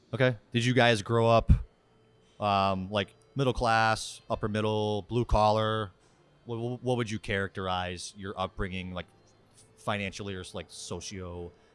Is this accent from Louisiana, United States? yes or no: no; Worcester, Massachusetts, United States; I'm from Worcester.